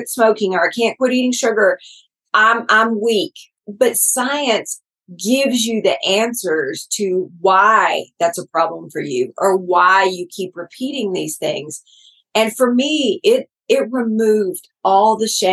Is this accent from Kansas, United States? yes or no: no; Texas, United States; They'll know I'm from Texas after about three words.